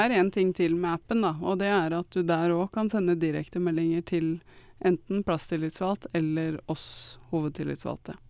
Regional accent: Odalen, Innlandet, Norway; now in Nannestad, Norway; Jeg kommer fra Odalen. Jeg eh, bor nå i Nanstad

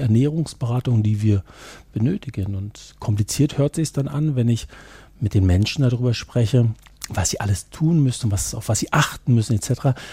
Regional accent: eastern Germany, East Germany, Germany; dass ich aus, ähm, ja, aus ihrer Hälfte Deutschlands komme. Ich bin auch im Osten groß geworden

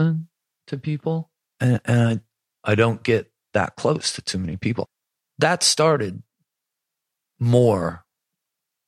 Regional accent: Buffalo, New York, United States; growing up in Buffalo

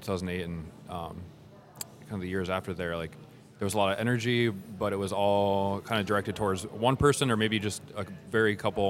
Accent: northwest Iowa, United States; also born or lived in Des Moines, Iowa; I grew up in Iowa.

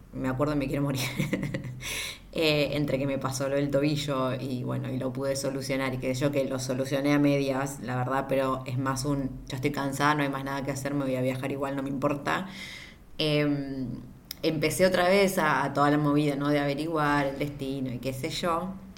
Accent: Argentina; yo siendo argentina

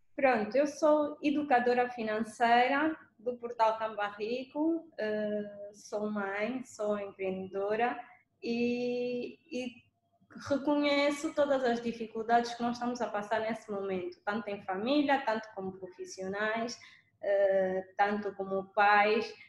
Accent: Angola; nos anos 90, quando eu, quando eu era pequenina em Angola

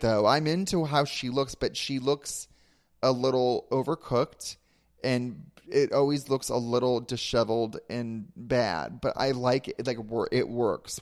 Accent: Ventura, California, United States; I'm from Ventura, which is an hour north of here, and they actually call it Ventucky sometimes

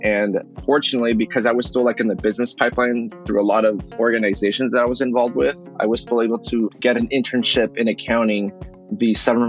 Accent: Yakima, Washington, United States; moved away as an adult; also born or lived in Guadalajara, Jalisco, Mexico / Seattle, Washington; I was born in Guadalajara, Jalisco, Mexico. But my family moved to the U.S. when I was 2 years old, and I was raised in Yakima, Washington

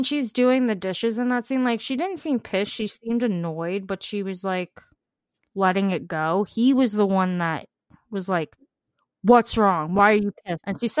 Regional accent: New York, United States; I'm from New York.

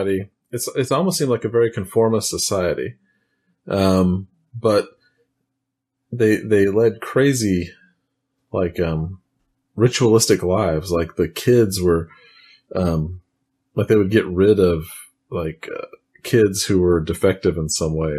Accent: Texas, United States; I am from Texas, still here today recording this

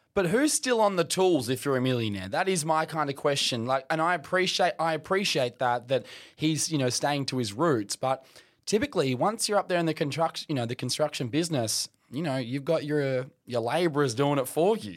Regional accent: Kimberley, Western Australia, Australia; moved away as an adult; retire as a journalist back in the Kimberley

